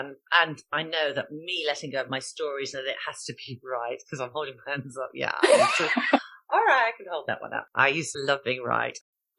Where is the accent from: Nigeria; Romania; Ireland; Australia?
Ireland; being Irish Catholic.